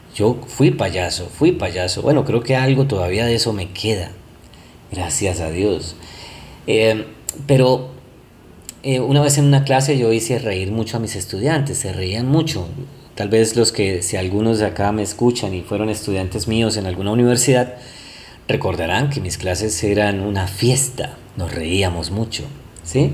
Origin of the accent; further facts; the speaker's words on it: Colombia; acá en Colombia, soy colombiano